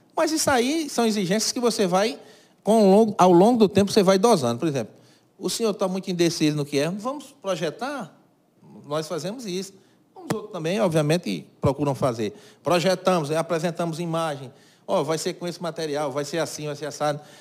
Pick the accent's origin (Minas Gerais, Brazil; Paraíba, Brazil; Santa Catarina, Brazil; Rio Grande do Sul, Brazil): Paraíba, Brazil; Cajazeiras; Aqui foi onde eu nasci, cresci e vivo